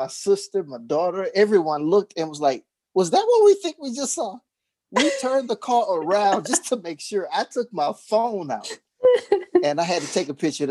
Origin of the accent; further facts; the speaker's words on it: Beaumont, Texas, United States; my hometown of Beaumont, Texas